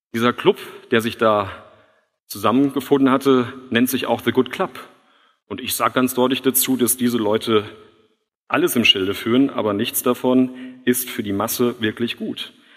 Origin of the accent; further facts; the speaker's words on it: Switzerland; ich komme aus der Schweiz